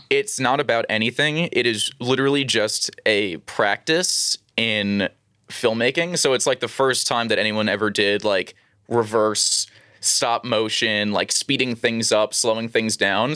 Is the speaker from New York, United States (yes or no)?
yes; New York City, New York, United States; also born or lived in Long Island; the first, like, twelve years of my life were in Queens.